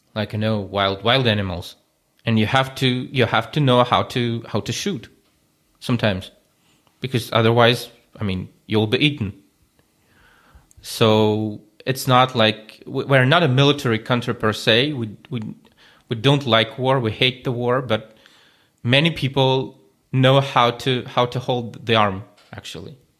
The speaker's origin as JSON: {"language": "English", "region": "Moscow", "country": "Russia", "tie": "born or raised there", "moved": "as an adult", "lives_now": "Ukraine", "said": "I was growing up in Moscow, in the capital"}